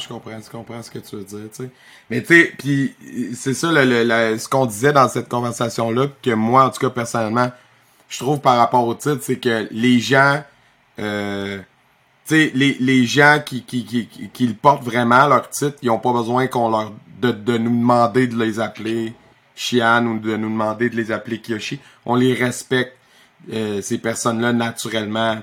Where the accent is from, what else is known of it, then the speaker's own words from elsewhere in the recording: Victoriaville, Quebec, Canada; j'ai été une fois à Canpo Victoriaville parce que je voulais aller faire un tournoi pour le fun dans ma ville natale